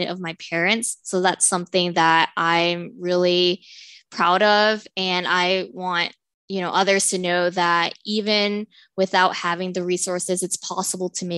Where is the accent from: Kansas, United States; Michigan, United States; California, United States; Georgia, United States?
California, United States; Southern; also born or lived in Stockton, California; I'm from Southern California. I was born and raised in SoCal